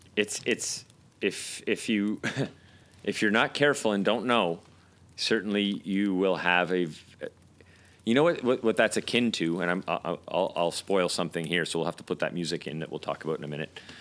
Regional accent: United Kingdom; now in Montreal, Canada; as you can tell by by our our accents, we're both from the UK.

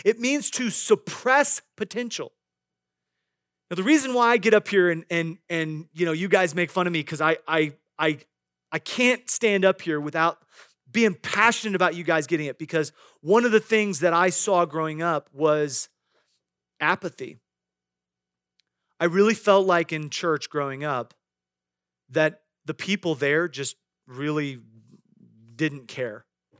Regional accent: Midwest, United States; I grew up in the Midwest, and I knew many farmers

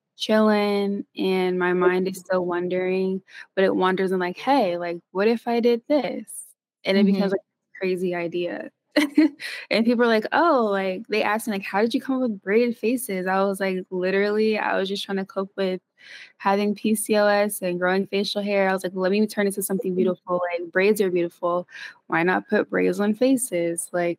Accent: Philadelphia, Pennsylvania, United States; born there; I was born in Philadelphia, but I wasn't raised there. I moved around a lot.

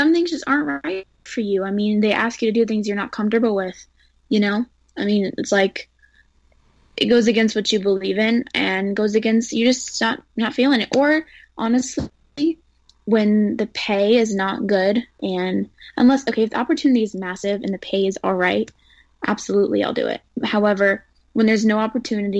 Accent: White House, Texas, United States; also born or lived in Tyler, Texas; now in California, United States; I was born in Tyler, but I went home to my house in White House, Texas. It's another suburb of Tyler

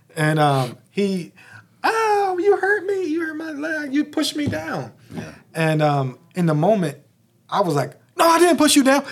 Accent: Philadelphia, Pennsylvania, United States; I'm from Philly

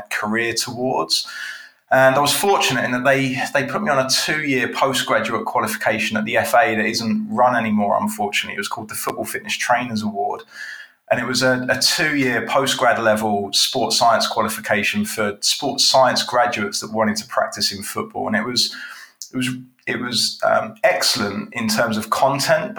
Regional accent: Watford, East of England, United Kingdom; living in Watford and growing up in Watford

